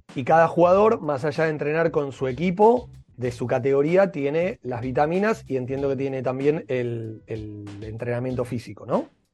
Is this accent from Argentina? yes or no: yes; Argentina; como argentinos